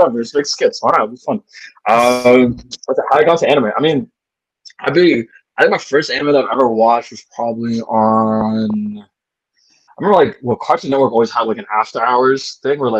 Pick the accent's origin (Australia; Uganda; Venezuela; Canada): Canada; I was born and raised in Canada